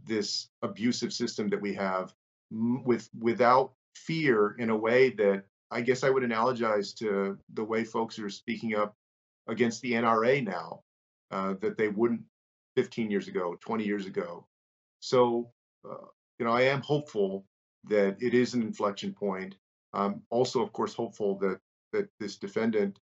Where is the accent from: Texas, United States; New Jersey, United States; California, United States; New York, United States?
Texas, United States; San Antonio; In my hometown of San Antonio